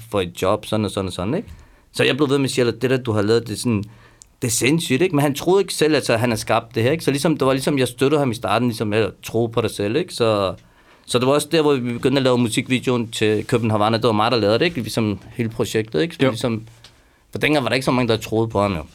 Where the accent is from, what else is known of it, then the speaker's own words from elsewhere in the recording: Iran; now in Denmark; jeg er også iraner